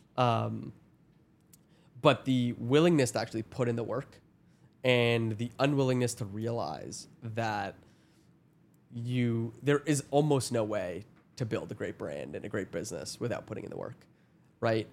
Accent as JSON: {"language": "English", "town": "Toronto", "region": "Ontario", "country": "Canada", "said": "I'm from Toronto"}